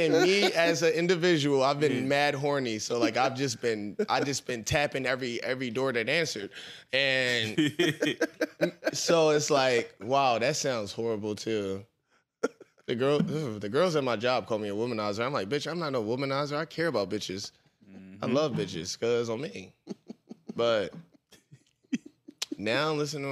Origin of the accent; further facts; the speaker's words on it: Philadelphia, Pennsylvania, United States; I'm from South Philly